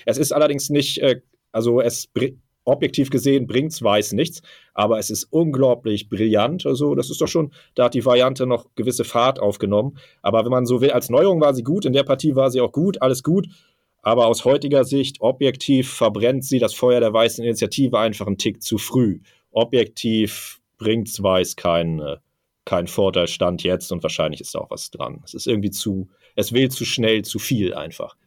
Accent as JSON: {"language": "German", "region": "Hamburg", "country": "Germany", "tie": "born or raised there"}